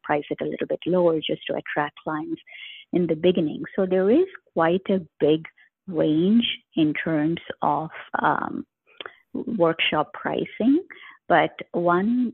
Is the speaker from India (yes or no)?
yes; India; moved away; I have been to a lot of places in India because I grew up in India